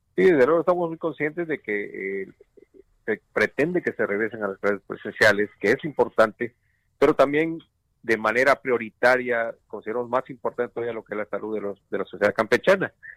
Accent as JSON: {"language": "Spanish", "country": "Mexico", "said": "todos como, como mexicanos"}